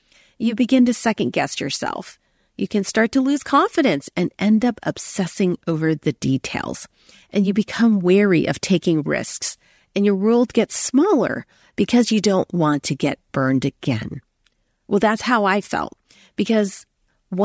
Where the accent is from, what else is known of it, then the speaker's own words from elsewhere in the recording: United States; also born or lived in Hong Kong; I was born in America